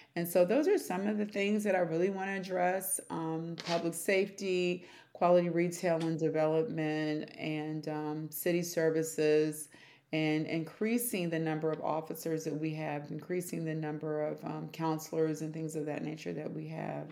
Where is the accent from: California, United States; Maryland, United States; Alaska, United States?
Maryland, United States; Prince George's County; also born or lived in Washington, D.C.; I was born in Washington, D.C., and then I was raised in Prince George's County